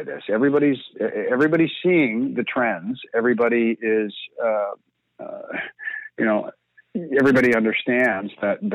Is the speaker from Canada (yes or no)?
yes; Canada; as a Canadian